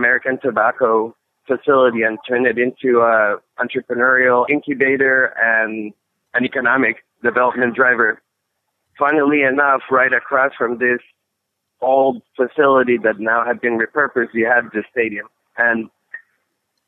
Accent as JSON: {"language": "English", "town": "Bogota", "region": "Bogotá", "country": "Colombia", "tie": "born or raised there", "moved": "yes", "lives_now": "South Bend, United States", "said": "So I come from Colombia, from Bogota"}